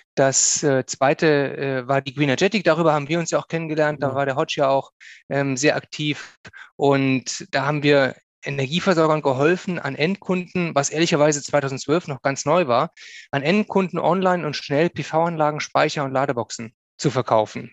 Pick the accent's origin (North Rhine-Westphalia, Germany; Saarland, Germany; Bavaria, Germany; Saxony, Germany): North Rhine-Westphalia, Germany; Bonn; also born or lived in Cologne / Hesse / Bielefeld; geboren in Köln, aufgewachsen hauptsächlich in Bonn und weite Teile im Rheinland mit einem kleinen mhm. Abstecher nach Hessen